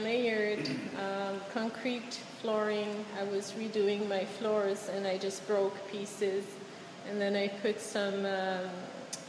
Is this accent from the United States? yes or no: no; Quebec City, Quebec, Canada; moved away; I'm not from here, I'm from Quebec City